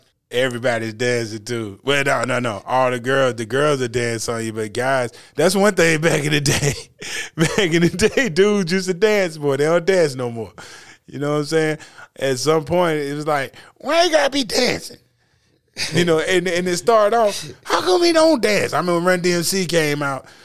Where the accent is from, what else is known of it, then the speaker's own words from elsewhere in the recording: North Carolina, United States; we're from North Carolina